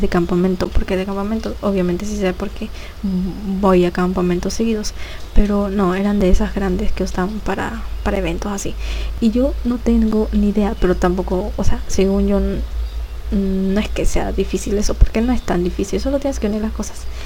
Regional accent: Ecuador; aquí en mi país, que es Ecuador

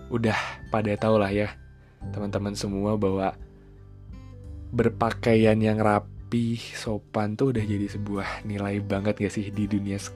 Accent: Cimahi, West Java, Indonesia; makan di Cimahi aja deh gitu di kotaku

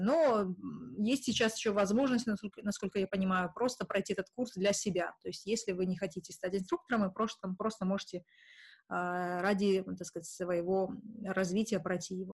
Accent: Kazakhstan; что я не русская, и что я не из Сибири, а из Казахстана

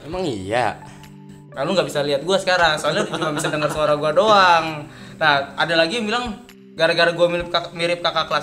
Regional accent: Bekasi, West Java, Indonesia; accent: Bekasi; Uh, ya gue asli Bekasi besar di Bekasi jadi mungkin kalau lu denger suara gue atau denger logat logat gue ngomongannya orang Bekasi orang-orang Bekasi ya karena gue emang besarnya di Bekasi gitu

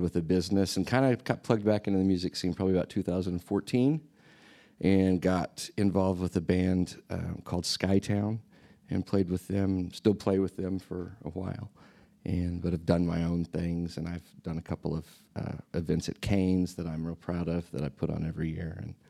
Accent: Bartlesville, Oklahoma, United States; moved away as an adult; now in Tulsa, United States; I grew up in Bartlesville, just on the or up the road, and then I moved away

